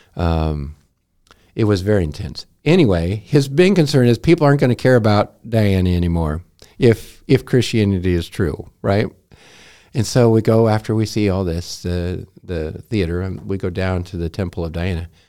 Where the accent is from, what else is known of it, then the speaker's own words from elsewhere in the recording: United States; I am an American